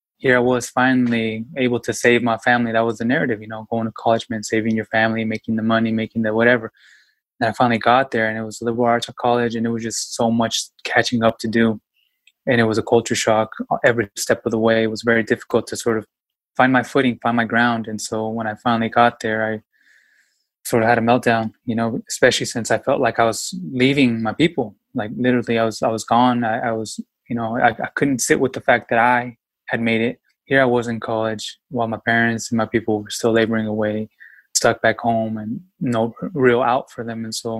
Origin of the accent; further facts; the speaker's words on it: Yakima, Washington, United States; I was born and raised in Yakima, Washington, very small town, and immigration had an impact on my life, you know?